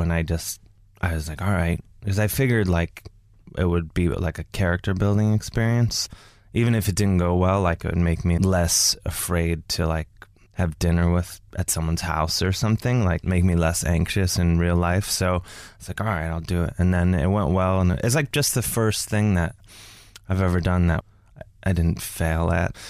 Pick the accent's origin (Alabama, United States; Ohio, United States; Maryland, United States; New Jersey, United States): Ohio, United States; Cleveland; now in New York, United States; I'm from Cleveland, Ohio.